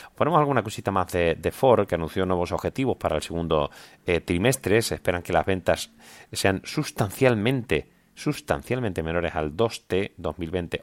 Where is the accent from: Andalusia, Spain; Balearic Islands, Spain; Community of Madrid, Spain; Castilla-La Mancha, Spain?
Andalusia, Spain; Seville; mi tierra, Sevilla